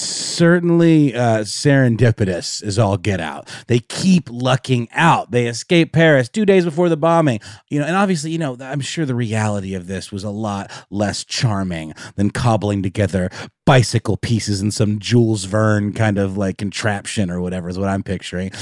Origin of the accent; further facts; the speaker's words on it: Germany; moved away; I grew up in Germany